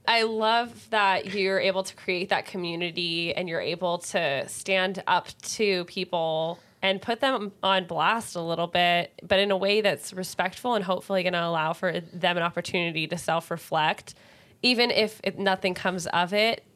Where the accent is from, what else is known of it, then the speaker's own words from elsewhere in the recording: Bay Area, California, United States; I grew up in the Bay Area